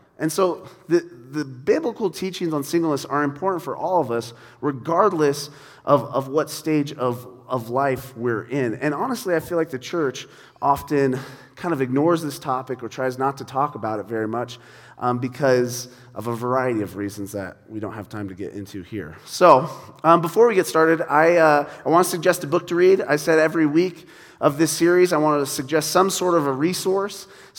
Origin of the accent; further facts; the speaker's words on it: Ireland; I'm Irish. I think it's a thing Irish people do.